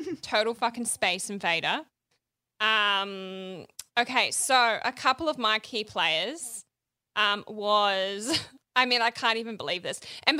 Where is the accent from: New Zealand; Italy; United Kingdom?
New Zealand; I said I was from New Zealand, and he was like, oh, the accent